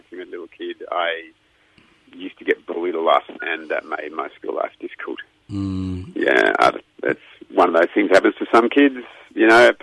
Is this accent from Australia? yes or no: yes; Melbourne, Victoria, Australia; I was born in Melbourne at St. Vincent's Hospital. I've lived here all my life